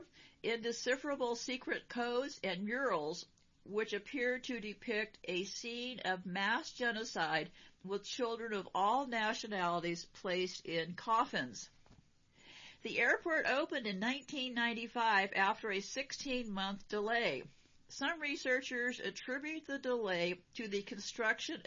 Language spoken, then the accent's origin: English; United States; I'm an American